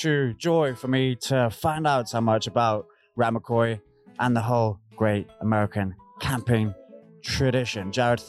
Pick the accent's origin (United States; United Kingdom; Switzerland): United Kingdom; as a British guy coming in here